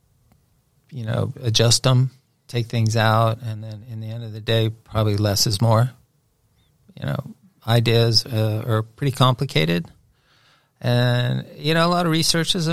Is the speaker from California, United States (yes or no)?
yes; Inglewood, California, United States; now in Dallas, United States; So I was born in Inglewood, California. I'm from California.